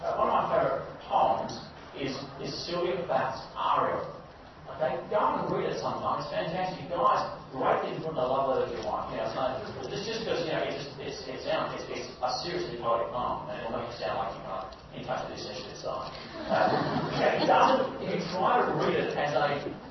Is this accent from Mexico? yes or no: no; Malaysia; I grew up in Malaysia, where Buddhism and Hinduism were extremely popular